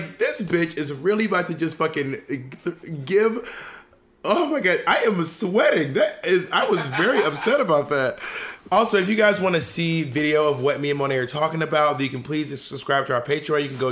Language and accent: English; Columbus, Georgia, United States; moved away; also born or lived in Opelika, Alabama; from Columbus, Georgia.